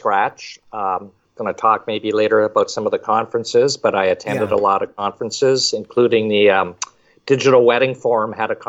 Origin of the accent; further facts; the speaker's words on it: Montreal, Quebec, Canada; also born or lived in Toronto / Michigan / Arizona / California; now in Florida, United States; I was originally from Montreal, but lived in Toronto for quite a while. And then Michigan, Arizona, California, and now Florida.